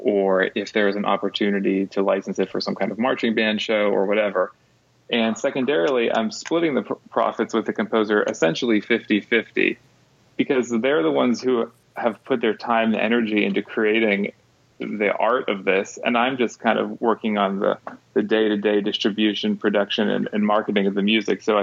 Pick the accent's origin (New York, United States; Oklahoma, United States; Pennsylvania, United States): Pennsylvania, United States; Pittsburgh; also born or lived in Dallas; now in Berea, United States; I'm originally from Pittsburgh, which is about 2 hours away from there